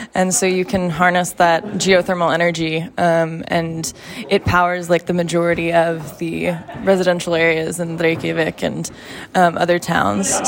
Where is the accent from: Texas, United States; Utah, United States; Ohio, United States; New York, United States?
Texas, United States; I am from Texas, and it's not normal for people from Texas to be this tolerant to cold